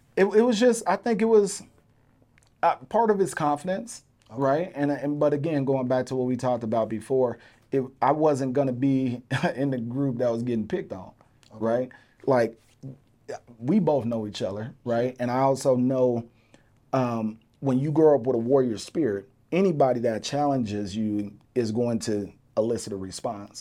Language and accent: English; Denver, Colorado, United States; I was from Montbello.